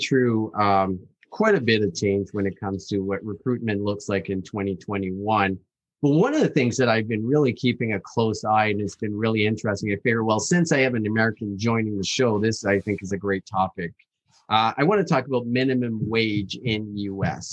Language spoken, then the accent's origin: English; East Coast of Canada, Atlantic Canada, Canada; Where I'm born, so I'm coming from the East Coast